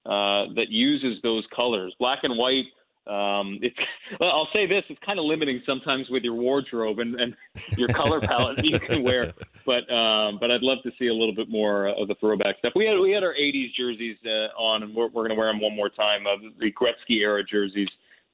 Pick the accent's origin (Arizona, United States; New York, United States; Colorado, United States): New York, United States; now in Los Angeles, United States; as a former New Yorker